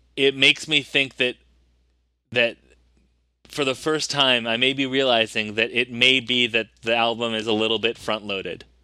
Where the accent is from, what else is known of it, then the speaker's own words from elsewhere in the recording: United States; I'm also American despite my, uh, smooth British accent